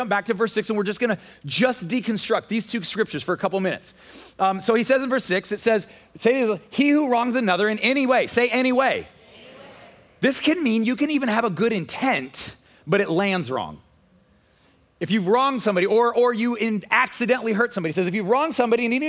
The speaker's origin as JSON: {"language": "English", "country": "United States", "said": "as American Christians"}